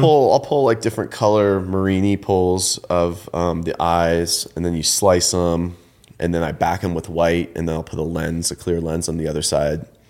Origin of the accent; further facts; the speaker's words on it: Ontario, Canada; moved away as an adult; also born or lived in Eugene, Oregon; I grew up in Canada, in, um, Ontario, Canada, and I went to school there